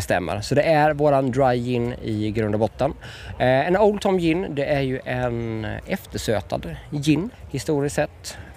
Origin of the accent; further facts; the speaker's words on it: Ljungby, Kronoberg County, Sweden; både jag och pappa vi är födda och uppvuxna i Ljungby